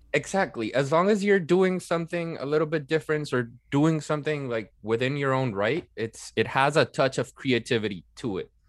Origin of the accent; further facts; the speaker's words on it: Venezuela; moved away as an adult; also born or lived in Netherlands; I was born and raised in Venezuela. I'm a half Italian. I studied, uh, in the Netherlands for almost three years